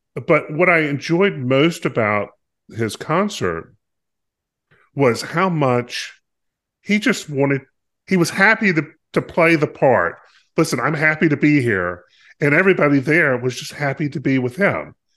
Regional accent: North Carolina, United States; I grew up in North Carolina

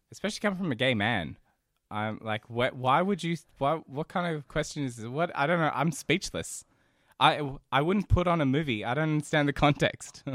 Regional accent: Central Coast, New South Wales, Australia; accent: Australian; also born or lived in Brazil / Sydney; I was four when I moved over here

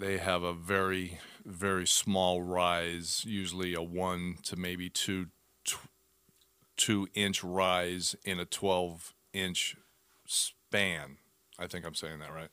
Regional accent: Arizona, United States; born and raised in Arizona

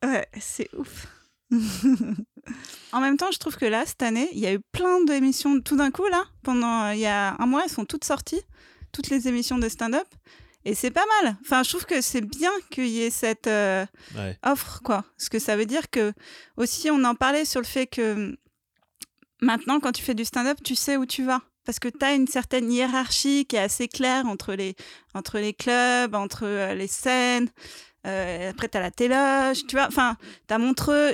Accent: Paris, Île-de-France, France; je suis une vraie parisienne aussi. J'ai toujours dit que je ne quitterais Paris que, que morte

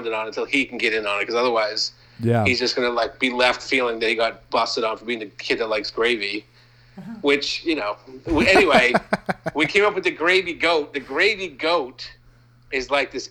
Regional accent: Maine, United States; moved away; I'm from Maine

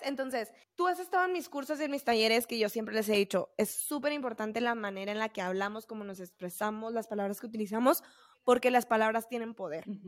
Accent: Camargo, Mexico; se hacían concursos de escoltas en Camargo, ¿no? En mi pueblo donde yo soy

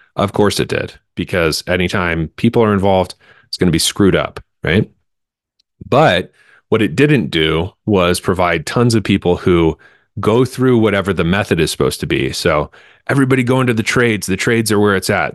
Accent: Central Pennsylvania, United States; And I'm from Central Pennsylvania

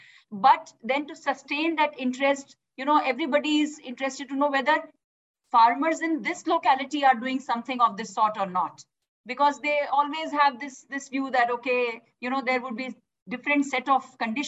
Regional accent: Uttar Pradesh, India; I'm coming from Uttar Pradesh, a state which is losing interest in agriculture

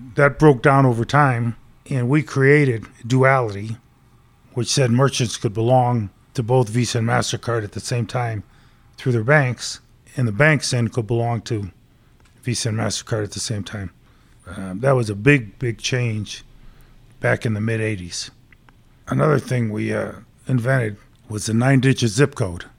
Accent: right outside of Hartford, Connecticut, United States; moved away as an adult; now in Denver, United States; Grew up back in Connecticut, right outside of Hartford.

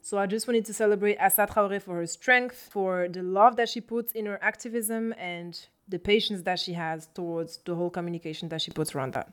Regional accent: France; now in Brussels, Belgium; in France, uh, my home country

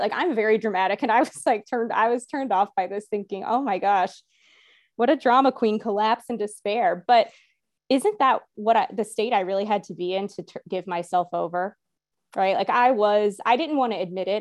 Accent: the Bible Belt, United States; growing up in the Bible Belt

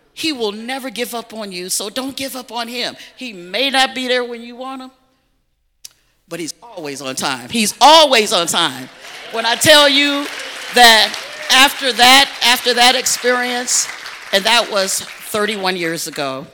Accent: Chicago, Illinois, United States; moved away as an adult; also born or lived in Dallas, Texas; I was raised in Chicago on the South Side by two strict, staunch Baptist parents

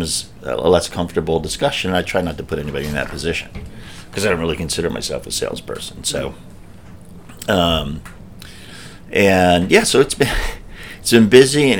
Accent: New York, United States; being a New Yorker

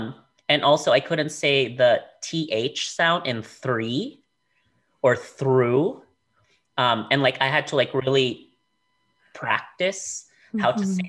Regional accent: Philippines; moved away; So I grew up in the Philippines, and I had both English and Tagalog at home. So like with like my grandparents, with my immediate family, it was all Tagalog.

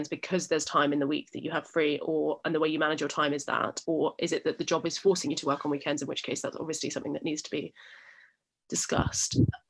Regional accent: Brighton, South East England, United Kingdom; I'm from Brighton, so for me, London was always 40 minutes on a train

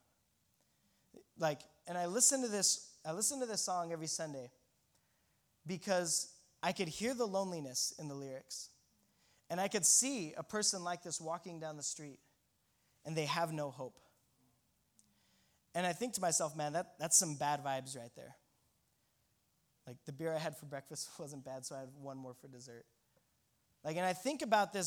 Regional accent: Colorado, United States; me and my buddy from Colorado, if I didn't mention, we're from Colorado

